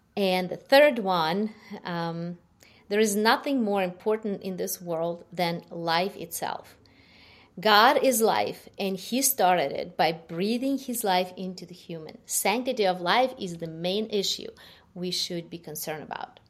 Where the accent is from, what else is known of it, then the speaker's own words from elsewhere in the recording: Ukraine; English is a second language; moved away as an adult; I was born, uh, in Ukraine. You, you could hear, um, from my, judge from my accent. Uh, half of my life I lived in Ukraine